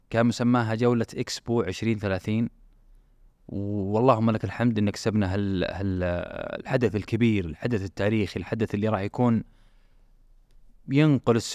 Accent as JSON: {"language": "Arabic", "town": "Riyadh", "region": "Riyadh Province", "country": "Saudi Arabia", "said": "اليوم الحمد لله هي عندنا هنا في الرياض نعيشها عندنا في السعوديه نعيشها"}